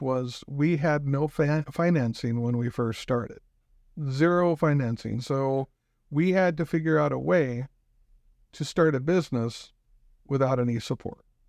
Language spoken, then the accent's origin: English; Pacific Northwest, United States; moved away as an adult; also born or lived in Spokane; now in Rapid City, United States; I come from the Pacific Northwest.